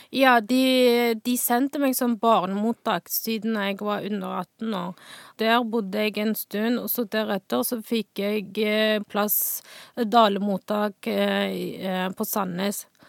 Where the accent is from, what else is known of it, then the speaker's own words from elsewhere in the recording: Northwest China, China; Norwegian is a second language; now in Stavanger, Norway; jeg kommer fra Nordvest i Kina.